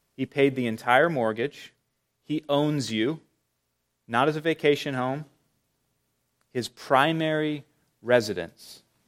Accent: Charlotte, North Carolina, United States; growing up in Charlotte

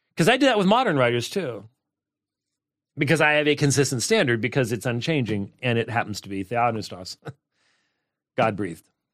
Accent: Minnesota, United States; I was born in Minnesota

